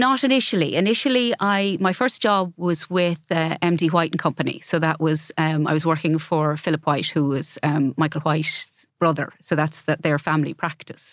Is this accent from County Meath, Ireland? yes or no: no; Ballyfin, Laois, Ireland; moved away as an adult; also born or lived in Carndonagh; I grew up in Laois